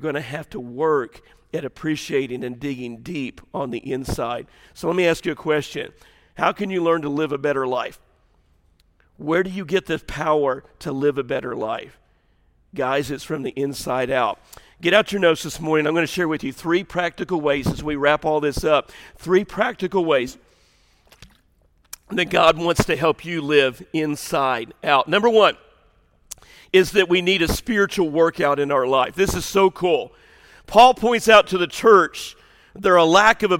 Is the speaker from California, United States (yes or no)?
no; Southern Illinois, United States; moved away; I grew up in Southern Illinois